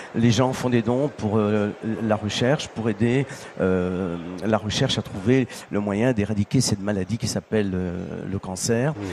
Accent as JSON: {"language": "French", "region": "Sicily", "country": "Italy", "moved": "yes", "said": "dans mon village"}